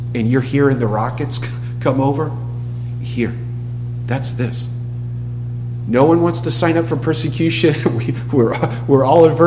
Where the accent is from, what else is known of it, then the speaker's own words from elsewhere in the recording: Massachusetts, United States; I'm from Massachusetts